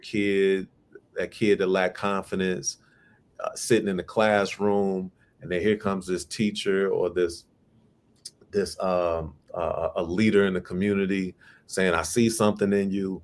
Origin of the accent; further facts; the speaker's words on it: Chicago, Illinois, United States; my city, Chicago, you know, my hometown